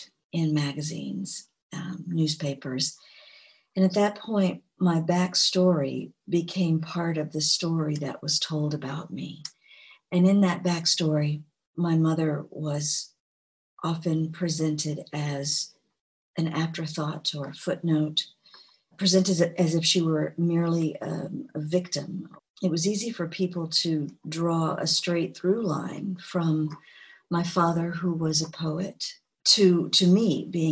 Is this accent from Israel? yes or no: no; Gulfport, Mississippi, United States; moved away; also born or lived in Georgia; my hometown in Gulfport, Mississippi